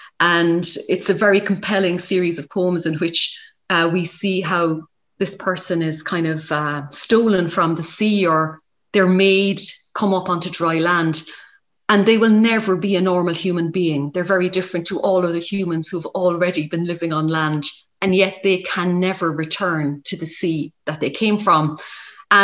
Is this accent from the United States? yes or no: no; Ireland